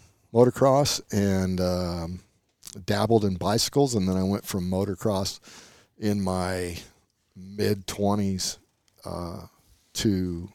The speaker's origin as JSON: {"language": "English", "town": "San Diego", "region": "California", "country": "United States", "tie": "born or raised there", "said": "was born and raised right here in San Diego."}